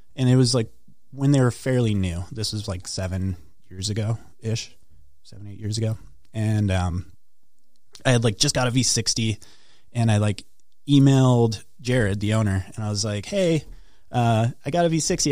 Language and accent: English; Duluth, Minnesota, United States; I grew up north in Duluth